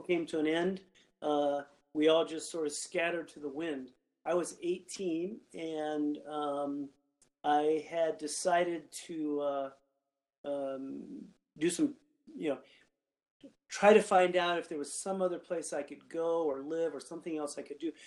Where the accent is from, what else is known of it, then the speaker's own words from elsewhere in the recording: Gardnerville, Nevada, United States; moved away; I grew up there in Gardnerville. I lived um, out in the ranchos